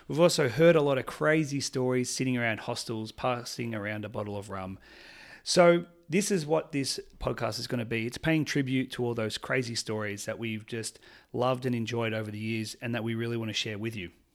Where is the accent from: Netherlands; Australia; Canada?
Australia; Melbourne, Victoria; I'm from Melbourne, Australia.